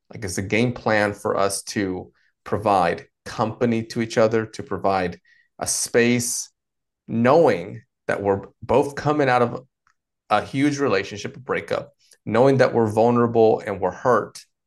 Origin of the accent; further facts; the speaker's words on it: North Carolina, United States; also born or lived in Dominican Republic; I've been here in the States, uh, in particular North Carolina, um, the, the majority of my life, all the way from, uh, mid-childhood through adulthood.